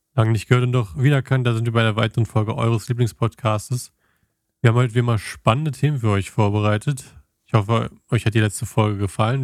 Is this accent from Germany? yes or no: yes; Germany; als Deutscher